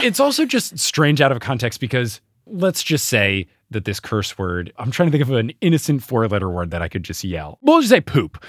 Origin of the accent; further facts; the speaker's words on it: New Jersey, United States; as much as I love my home state, The Jersey Turnpike is terrible